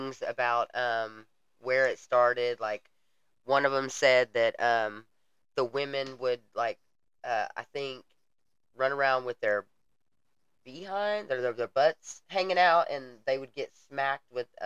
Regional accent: the South, United States; we're from the South

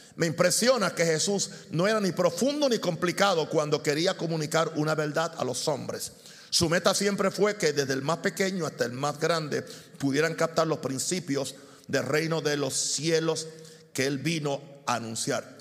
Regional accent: Puerto Rico; moved away; also born or lived in Chicago; en Puerto Rico, que es el lugar donde yo nací

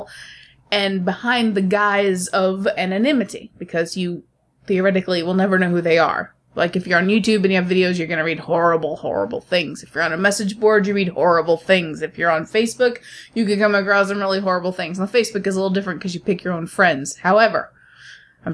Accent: United States; I'm American

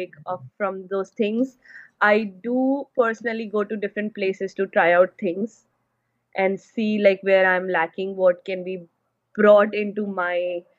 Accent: India; moved away as an adult; also born or lived in Middle East; now in Canada; I'm from India. Right now, I'm in Canada

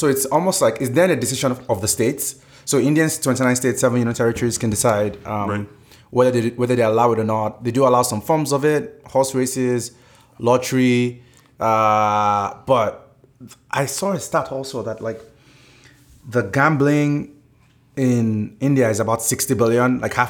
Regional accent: Nigeria; at least for when I was growing up in Nigeria.

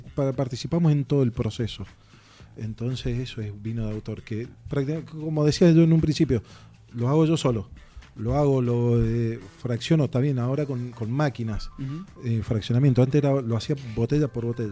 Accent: eastern Mendoza, Argentina; yo también soy del este de Mendoza

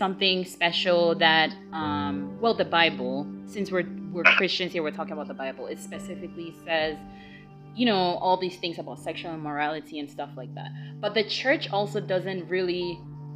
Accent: Ghana; growing up in Ghana as well

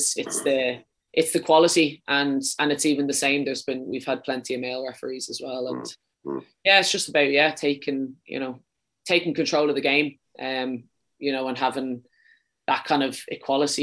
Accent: Wicklow, Leinster, Ireland; accent: Dublin; moved away as an adult; also born or lived in Dublin / Sweden / London; now in England; I'm from Wicklow

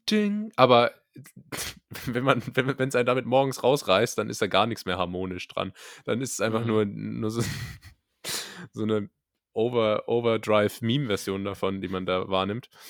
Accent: Berlin, Germany; Als echte Berliner

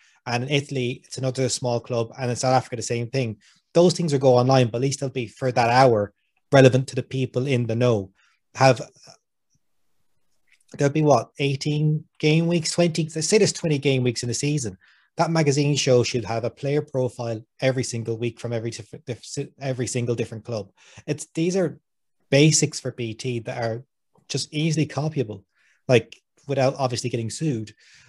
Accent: Connemara, Connacht, Ireland; I am from Connemara. Rugby wasn't a thing when I was growing up in Connemara.

